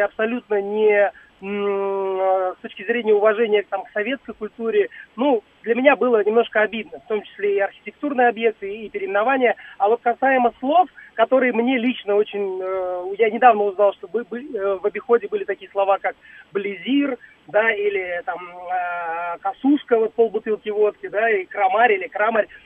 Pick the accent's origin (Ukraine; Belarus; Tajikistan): Tajikistan; Dushanbe; now in Moscow, Russia; в моем родном Душанбе